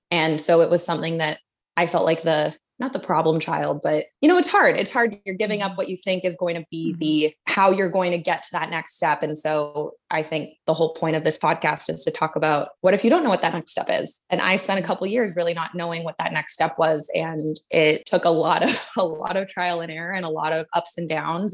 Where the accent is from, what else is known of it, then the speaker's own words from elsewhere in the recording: Vancouver, British Columbia, Canada; moved away as an adult; also born or lived in Dallas, Texas, United States / Toronto, Canada; now in Los Angeles, United States; I was born in Dallas, and my dad's work brought us to Toronto and then eventually Vancouver when I was two. And so grew up in Vancouver, did K through twelve at the same school